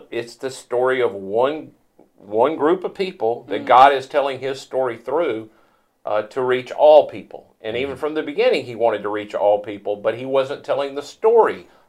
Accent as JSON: {"language": "English", "region": "Mississippi", "country": "United States", "said": "I'm from Mississippi."}